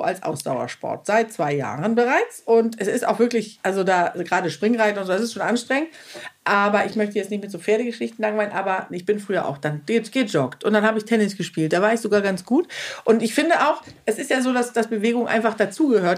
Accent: Schleswig-Holstein, Germany; moved away; sesshaft in Schleswig-Holstein, wo ich ja auch zum Großteil aufgewachsen bin

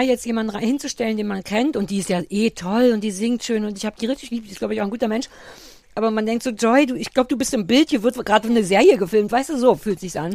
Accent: East Germany, Germany; für mich als Ossi

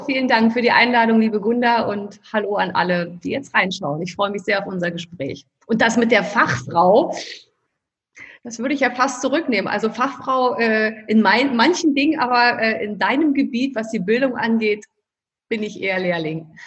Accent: Berlin, Germany; Ich lebe in Berlin. Ich liebe Berlin. Ich bin eine echte Berlinerin.

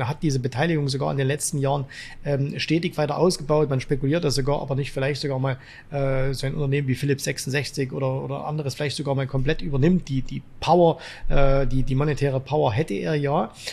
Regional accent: Zwickau, Saxony, Germany; aus meiner Heimatstadt Zwickau

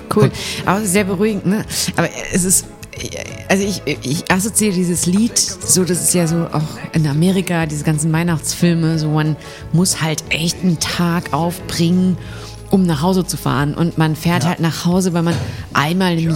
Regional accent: near Münster, North Rhine-Westphalia, Germany; moved away; ich komme ja aus der Nähe von Münster

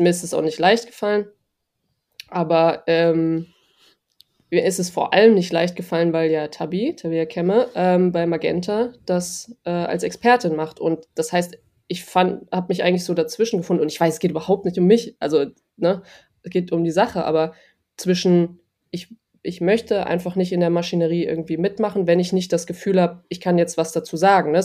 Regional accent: Germany; moved away; als eine Deutsche da hinkommt

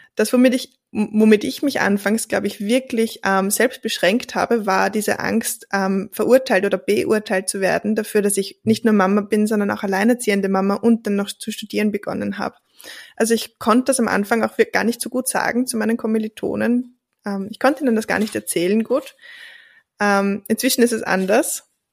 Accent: Austria; ich bin wirklich in einem Dorf aufgewachsen

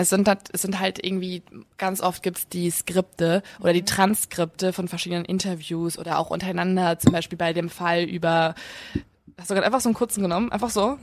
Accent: near Eickelborn, North Rhine-Westphalia, Germany; die ist bei uns in der Nähe

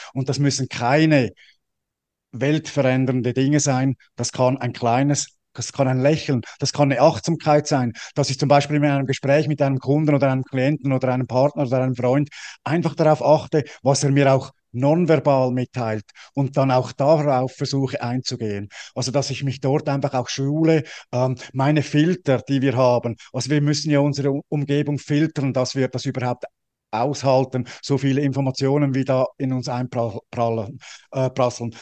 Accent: Switzerland; ich bin ja als Schweizer

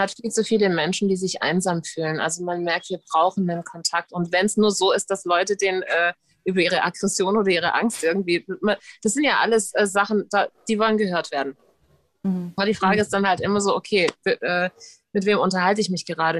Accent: United States; ich als Amerikanerin

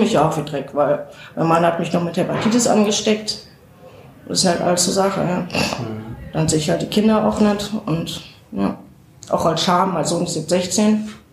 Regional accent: North Rhine-Westphalia, Germany; now in Saarbrücken, Germany; ich komme nicht von hier, ich komme aus Nordrhein-Westfalen und bin jetzt seit ja, fast 20 Jahren hier

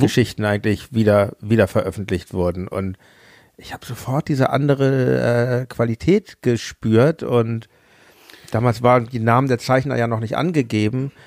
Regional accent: Hamburg, Germany; Ich komme ja aus Hamburg

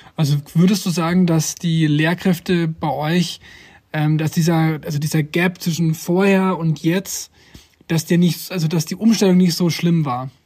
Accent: Germany; bei uns in Deutschland

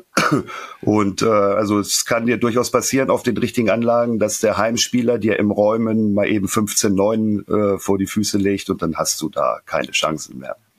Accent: Northern Germany, Germany; ich komme aus dem Norden

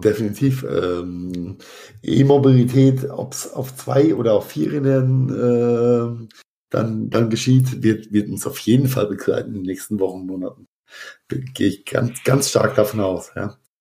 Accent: Rhenish Hesse, Rhineland-Palatinate, Germany; wie es bei uns in Rheinhessen heißt

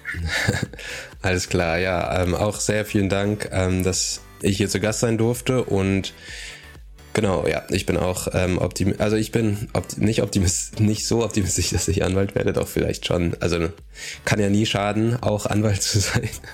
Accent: Aachen, North Rhine-Westphalia, Germany

